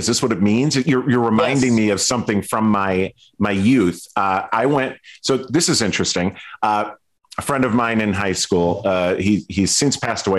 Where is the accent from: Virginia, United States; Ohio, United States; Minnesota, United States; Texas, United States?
Minnesota, United States; Stillwater; my hometown of Stillwater, Minnesota.